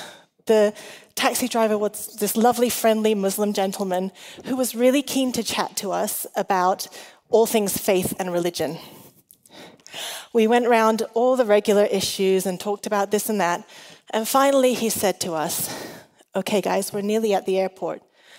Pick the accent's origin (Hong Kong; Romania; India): Hong Kong; also born or lived in Australia / England; I was an international school kid. I'm Chinese and Welsh. I grew up in Hong Kong like Ben, but I didn't get to meet the Chases until just a couple of years ago. I grew up in Hong Kong, I've lived in Australia, England, and now I'm here.